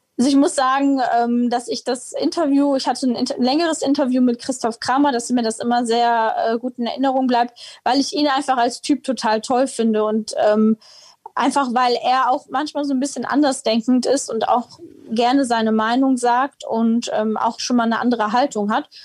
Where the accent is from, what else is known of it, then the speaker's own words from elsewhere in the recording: Heinsberg, North Rhine-Westphalia, Germany; Ich bin jetzt tatsächlich nicht gebürtige Mönchengladbacherin, sondern Heinsbergerin